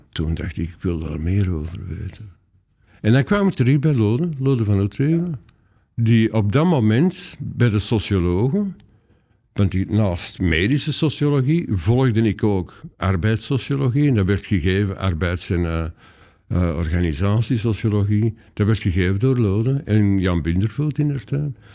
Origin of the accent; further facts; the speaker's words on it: Antwerp area, Flanders, Belgium; moved away as an adult; also born or lived in Leuven; ik kom eigenlijk oorspronkelijk uit het Antwerpse